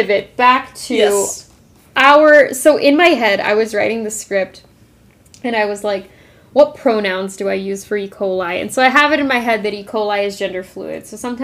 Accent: Arizona, United States; I grew up in Arizona

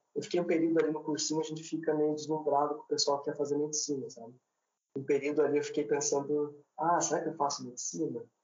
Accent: Paranaguá, Paraná, Brazil; also born or lived in Curitiba; Eu sou natural de Curitiba, mas eu fui morar bem novo em Paranaguá, minha família é de Paranaguá

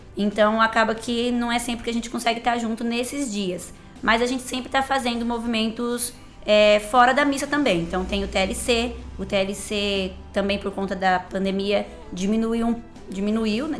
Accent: Brotas, São Paulo, Brazil; eu sou de Brotas, não é porque eu sou brotense

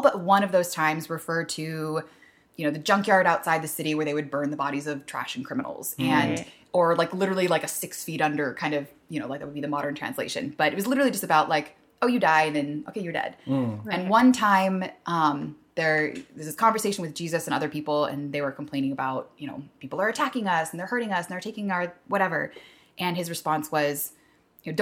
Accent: La Mirada, California, United States; I grew up on the LA Orange County border

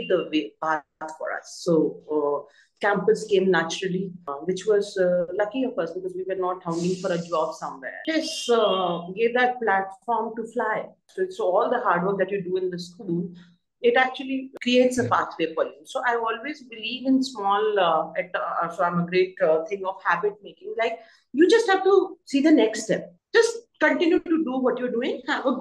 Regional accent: Bhopal, Madhya Pradesh, India; also born or lived in Mumbai, India; now in Delhi, India; we come from Bhopal. So nothing to brag about, but the houses are big.

